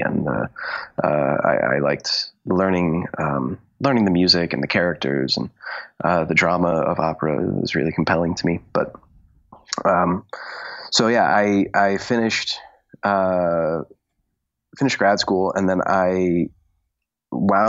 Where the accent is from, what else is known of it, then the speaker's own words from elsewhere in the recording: Connecticut, United States; moved away as an adult; also born or lived in Pittsburgh / New York; I grew up in Connecticut and I was a good singer in Connecticut